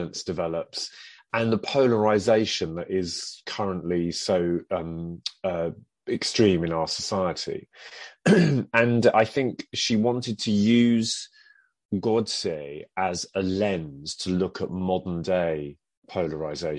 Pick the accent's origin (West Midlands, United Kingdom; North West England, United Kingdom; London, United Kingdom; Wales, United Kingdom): London, United Kingdom; I'm an Indian heritage actor from London. My parents came over from Chennai in the 60s, and I was born in London in the late 60s